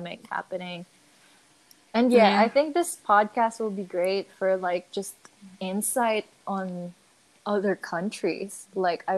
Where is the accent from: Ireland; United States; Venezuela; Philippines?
Philippines; But I grew up in the Philippines. I was born and raised here